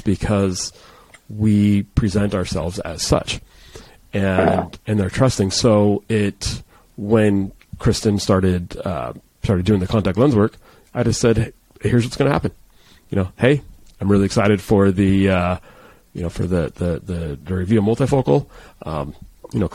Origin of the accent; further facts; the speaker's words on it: San Diego, California, United States; I'm from San Diego